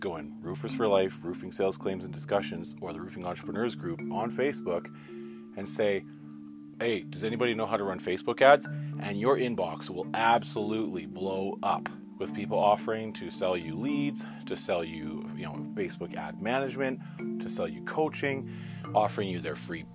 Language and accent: English; Canada; I'm not even American, I'm Canadian